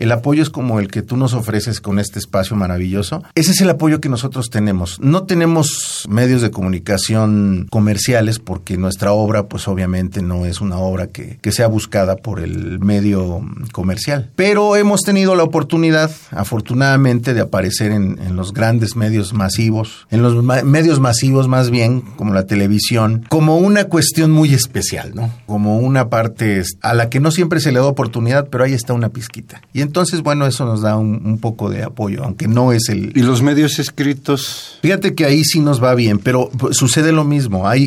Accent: Oaxaca, Mexico; la música folclórica, la música de mi tierra, de Oaxaca, la música de, de Veracruz, que es una maravilla también. En general, pues la música mexicana

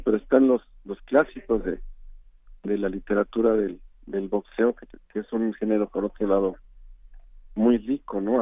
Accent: Mexico

